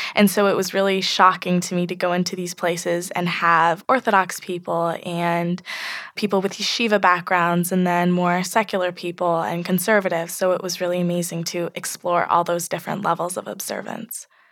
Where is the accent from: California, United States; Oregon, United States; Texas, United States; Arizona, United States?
Oregon, United States; I'm from Oregon, and I'm part of a pretty small Jewish community here